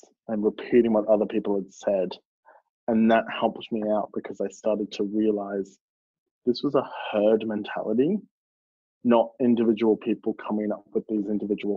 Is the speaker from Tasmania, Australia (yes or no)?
no; Melbourne, Victoria, Australia; I grew up in the outer suburbs of the east, but the eastern suburbs of Melbourne are still very like safe and progressive.